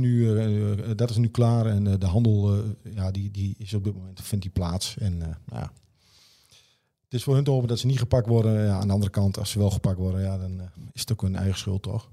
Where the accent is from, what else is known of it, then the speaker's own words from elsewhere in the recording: Netherlands; we zijn Nederlanders